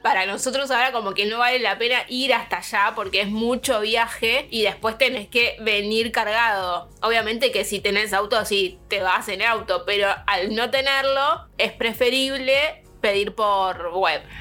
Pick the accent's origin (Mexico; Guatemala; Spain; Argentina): Argentina; moved away as an adult; now in Dublin, Ireland; como argentina en este país, específicamente en Dublín